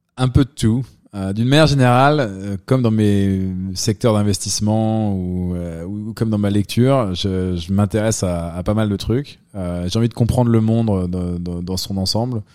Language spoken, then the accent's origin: French; Dijon, Bourgogne-Franche-Comté, France; also born or lived in London, United Kingdom; now in New York, United States; moi, je viens de Dijon, donc quand même plutôt une petite ville.